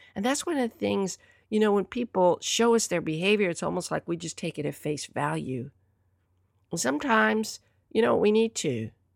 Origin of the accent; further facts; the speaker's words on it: Southern, Southern United States, United States; accent: Southern; pardon my Southern accent